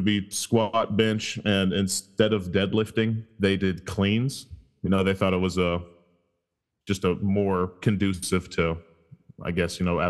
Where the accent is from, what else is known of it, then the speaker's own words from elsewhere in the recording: Germany; now in United States; I'm actually originally from Germany and moved here probably like 15 years ago or so, and pretty much moved around a lot.